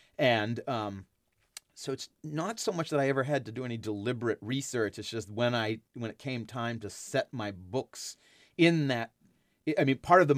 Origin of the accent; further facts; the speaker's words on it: Enon, Massachusetts, United States; Enon is the colonial name for the town I grew up in on the North Shore of Boston.